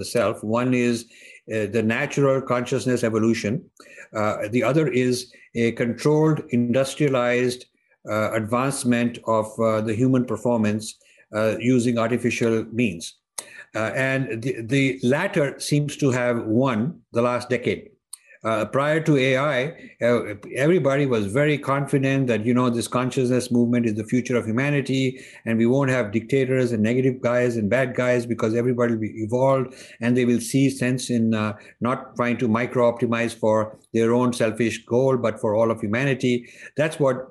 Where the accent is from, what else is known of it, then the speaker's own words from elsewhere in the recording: India; now in United States; as an Indian